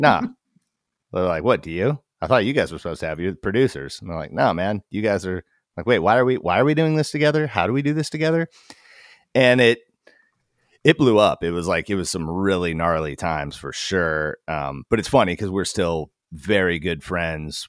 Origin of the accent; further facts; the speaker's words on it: Alaska, United States; moved away as an adult; also born or lived in Portland, Oregon; We're from Alaska